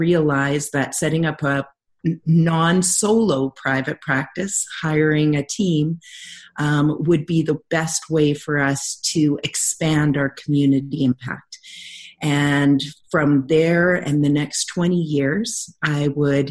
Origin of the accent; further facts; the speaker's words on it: Lower Mainland, British Columbia, Canada; moved away as an adult; now in Calgary, Canada; graduating from my hometown in Lower Mainland, British Columbia, to moving to Calgary for my internship. And I just have never left here.